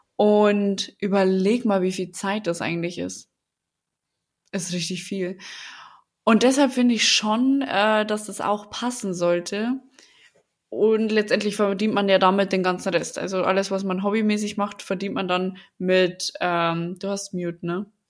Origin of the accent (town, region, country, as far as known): Lower Bavaria, Germany; accent: Bavarian dialect; now in Berlin, Germany